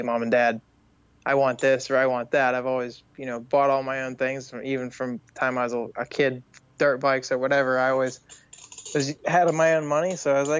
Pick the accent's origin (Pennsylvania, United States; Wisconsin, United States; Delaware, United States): Pennsylvania, United States; Punxsutawney; I'm from Punxsutawney, Pennsylvania, world famous groundhog town